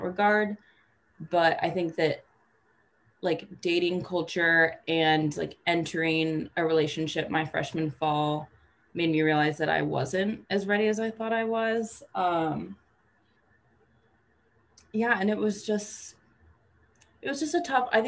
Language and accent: English; Vancouver, Washington, United States; moved away as an adult; now in Washington, D.C., United States; I'm originally from Vancouver, Washington